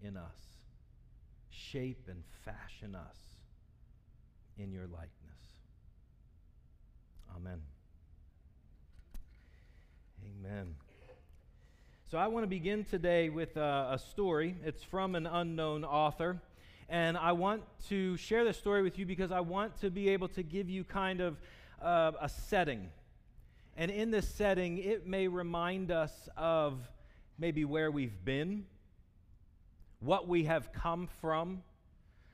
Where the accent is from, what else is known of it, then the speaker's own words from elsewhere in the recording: Salisbury, Maryland, United States; accent: southern; moved away; I'm from the South. I'm from Salisbury, Maryland